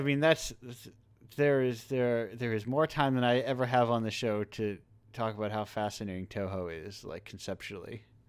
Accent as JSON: {"language": "English", "country": "United States", "said": "I'm an American"}